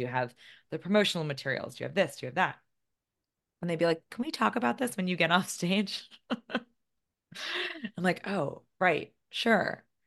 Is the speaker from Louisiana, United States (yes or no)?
no; White Plains, New York, United States; I grew up about thirty minutes north of the city in one of the less glamorous towns in Westchester County